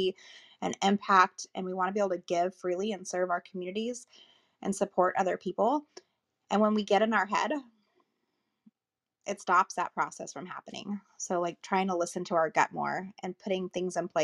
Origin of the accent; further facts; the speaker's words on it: Las Vegas, Nevada, United States; now in Southern California, United States; I live in Southern California now, but I'm from Vegas